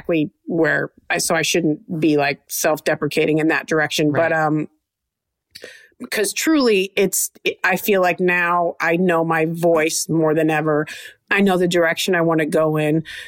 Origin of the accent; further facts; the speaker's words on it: Trenton, Michigan, United States; I'm from Trenton, Michigan, south of Detroit